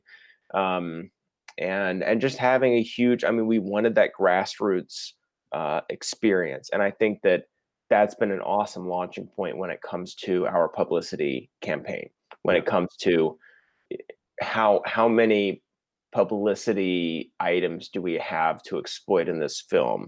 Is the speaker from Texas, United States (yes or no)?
yes; Fort Worth, Texas, United States; also born or lived in Los Angeles; Fort Worth was great. Shot in my hometown, had a lot of hometown help.